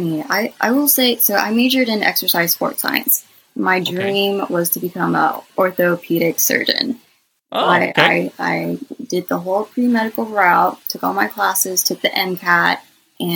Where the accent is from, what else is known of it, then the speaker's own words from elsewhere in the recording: Los Angeles, California, United States; now in Georgia, United States; I was born in California, in Los Angeles, and all my family's over there